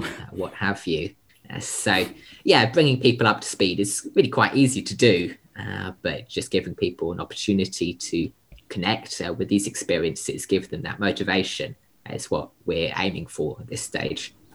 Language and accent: English; United Kingdom; now in Sydney, Australia; I'm a British born Australian conservationist.